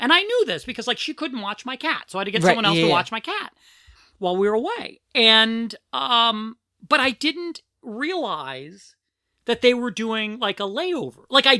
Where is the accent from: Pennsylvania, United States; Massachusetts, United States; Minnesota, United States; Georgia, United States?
Pennsylvania, United States; Philadelphia; I'm from Philadelphia.